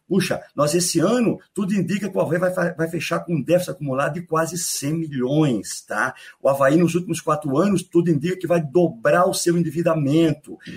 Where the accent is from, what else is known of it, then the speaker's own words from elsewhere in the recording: Biguaçu, Santa Catarina, Brazil; also born or lived in Florianópolis; Eu sou natural de Florianópolis, manezinho da ilha, tá? mas me criei para ser minha infância e adolescência em Biguaçu